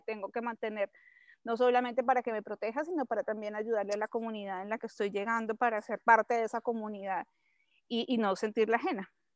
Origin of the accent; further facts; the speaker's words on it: Bogotá, Colombia; moved away as an adult; now in Mexico City, Mexico; soy colombiana, soy bogotana, nací en Bogotá hace ya poco más de 45 años